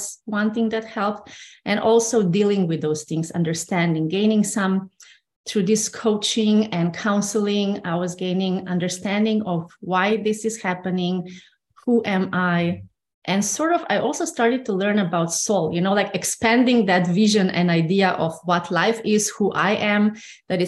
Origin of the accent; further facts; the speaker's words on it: Slovenia; moved away as an adult; I grew up in Slovenia, yes. And until I was 26 or so, I lived in Slovenia